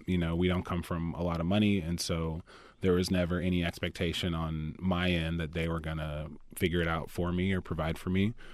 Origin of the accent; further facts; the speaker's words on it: Atlanta, Georgia, United States; moved away; I grew up in Atlanta, Georgia. I am a multi-generational, a T alien, fifth generation.